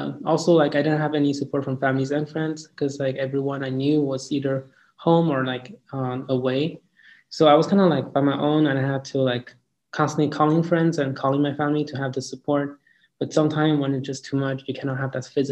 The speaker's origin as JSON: {"language": "English", "town": "Yaoundé", "region": "Centre", "country": "Cameroon", "also_born_or_lived": "Dallas", "moved": "yes", "said": "I'm originally from Yaoundé, Cameroon, which is located in Central Africa."}